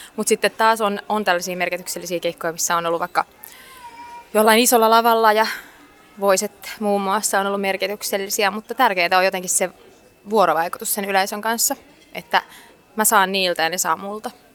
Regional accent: Finland; Suomi totta kai, täältä mä oon kotoisin

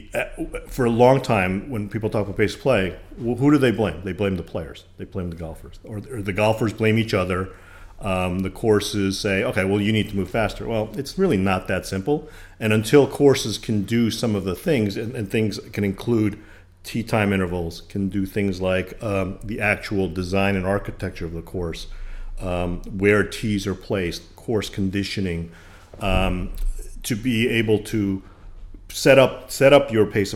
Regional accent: Long Island, New York, United States; moved away as an adult; now in Greenville, United States; I grew up on Long Island just outside of New York, lived in New York for a long time

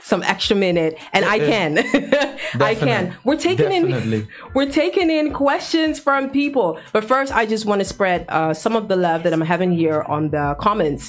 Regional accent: Ghana; I'm a Ghanaian

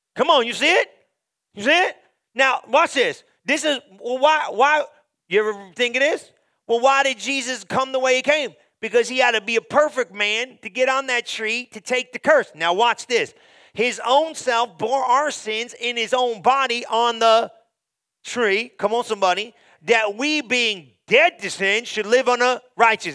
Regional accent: Guyana; now in United States; I'm from Guyana, came to America

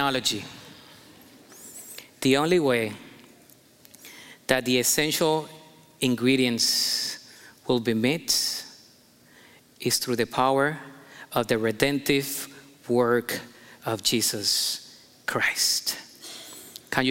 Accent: Colombia; moved away as an adult; now in United States; I'm Colombian American. I came here when I was 19, and I didn't drive in my country

